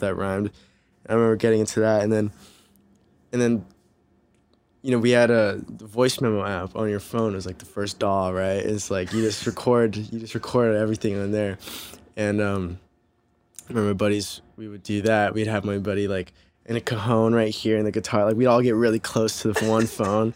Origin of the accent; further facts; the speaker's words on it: Santa Ana, California, United States; also born or lived in Newport Beach, California; now in Los Angeles, United States; I'm from Santa Ana